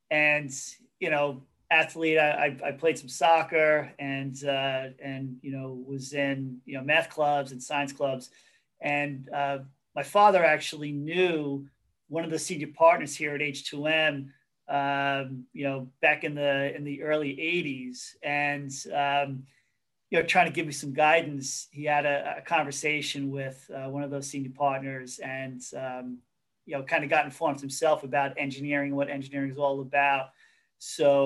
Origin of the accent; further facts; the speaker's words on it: Hicksville, New York, United States; I grew up in Hicksville